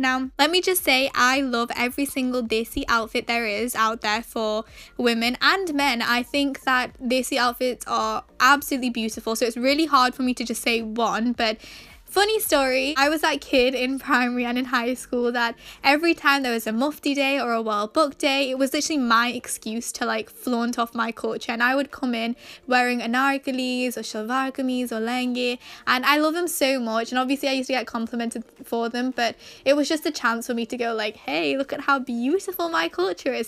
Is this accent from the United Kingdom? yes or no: yes; Manchester, North West England, United Kingdom; I was born and raised in England, however, both of my parents are Pakistani